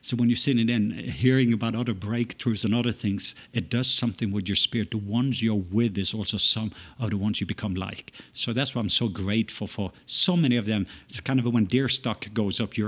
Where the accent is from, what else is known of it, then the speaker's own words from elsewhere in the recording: Norway; also born or lived in United States; now in Atlanta, United States; I was born in Norway, raised, lived in several places there, as well as in the stateside.